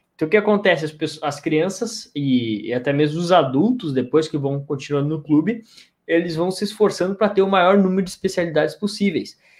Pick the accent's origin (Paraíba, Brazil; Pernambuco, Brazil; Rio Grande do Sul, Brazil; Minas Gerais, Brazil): Rio Grande do Sul, Brazil; eu sou do Rio Grande do Sul